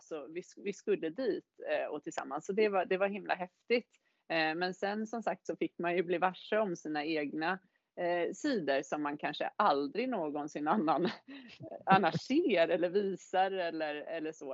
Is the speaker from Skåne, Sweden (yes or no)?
no; Täby, Stockholm County, Sweden; moved away as an adult; also born or lived in Gothenburg / Varberg; now in Åre, Sweden; Jag kommer ju från Täby från början